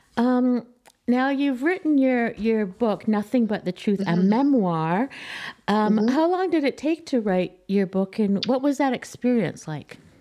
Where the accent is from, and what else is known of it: Canada